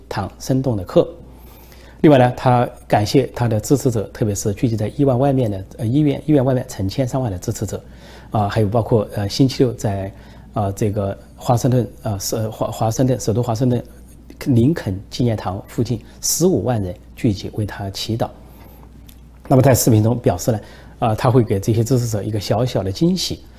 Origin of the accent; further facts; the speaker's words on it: China; 我们中国人